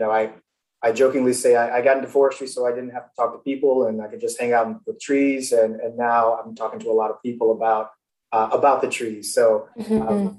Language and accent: English; Florida, United States; moved away; also born or lived in Nebraska; I'm originally from Florida